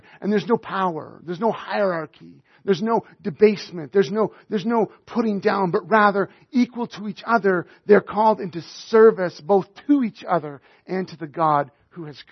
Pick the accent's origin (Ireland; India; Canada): Canada; Northern Alberta; I was raised in Northern Alberta